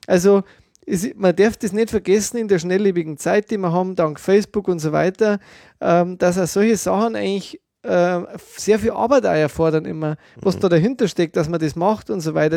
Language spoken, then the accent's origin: German; Germany; bei uns in Deutschland